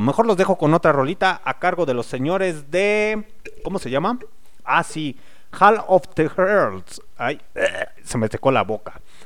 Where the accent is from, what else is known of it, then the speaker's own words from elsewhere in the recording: León, Guanajuato, Mexico; las personas que somos de aquí de León, Guanajuato